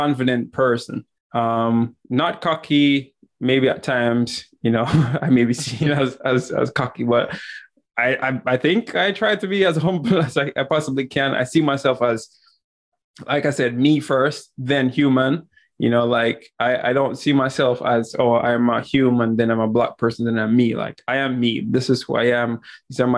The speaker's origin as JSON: {"language": "English", "country": "Jamaica", "tie": "born or raised there", "said": "growing up in Jamaica"}